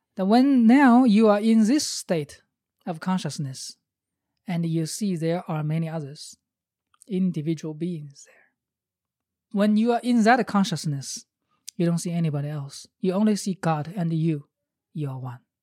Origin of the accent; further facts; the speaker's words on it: China; English is a second language; moved away as an adult; I was born in China in 1973.